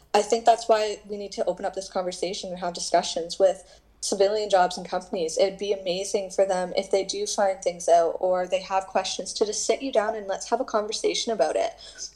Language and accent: English; Canada; I made the highly mistake of being too nice, being a Canadian, and I was like, hey, I brought coffee.